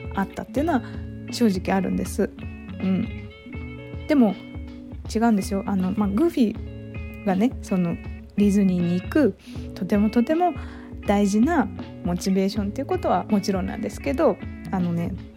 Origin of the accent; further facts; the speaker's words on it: Kurume, Fukuoka, Japan; moved away as an adult; now in Tokyo, Japan; 私は久留米市っていうとこ出身なんですけど